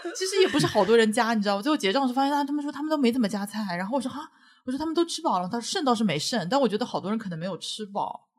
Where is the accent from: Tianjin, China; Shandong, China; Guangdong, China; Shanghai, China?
Shanghai, China; 我作为一个上海人